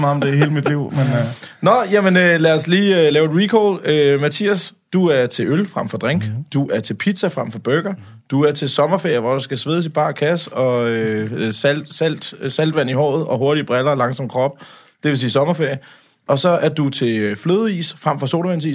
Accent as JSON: {"language": "Danish", "area": "Lolland", "region": "Zealand", "country": "Denmark", "said": "jeg er fra Lolland"}